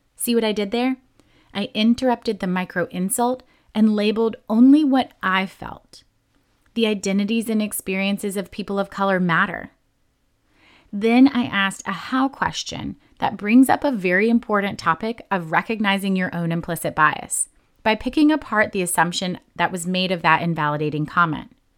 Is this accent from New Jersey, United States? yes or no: yes; New Jersey, United States; I was born and raised in New Jersey